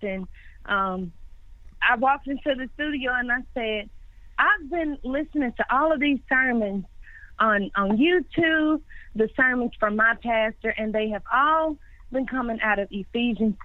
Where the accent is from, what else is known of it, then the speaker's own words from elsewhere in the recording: Memphis, Tennessee, United States; now in Nashville, United States; I was born and raised in Memphis, Tennessee